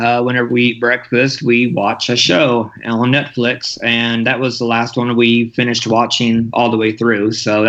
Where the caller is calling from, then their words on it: Great Falls, Montana, United States